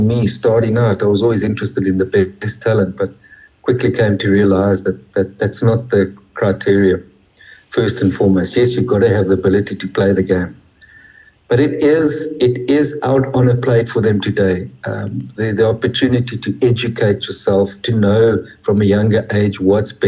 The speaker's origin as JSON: {"language": "English", "country": "South Africa", "tie": "born or raised there", "said": "growing up in South Africa"}